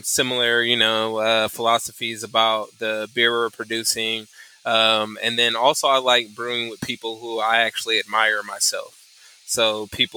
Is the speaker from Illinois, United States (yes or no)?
no; California, United States; now in San Antonio, United States; I'm originally from California